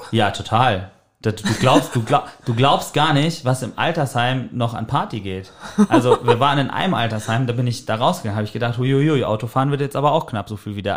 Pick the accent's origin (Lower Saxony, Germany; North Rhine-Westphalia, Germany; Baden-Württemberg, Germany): North Rhine-Westphalia, Germany; Sauerland; moved away as an adult; now in Hamburg, Germany; Ich komme gebürtig aus dem Sauerland